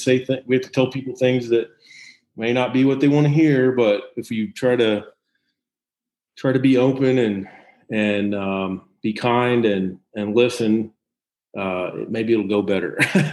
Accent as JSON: {"language": "English", "area": "Eastern Jackson County", "region": "Missouri", "country": "United States", "tie": "born or raised there", "said": "I went to Fort Osage High School, so I'm from Eastern Jackson County originally, after my family relocated there when I was a kid. So I did most of my growing up in education there"}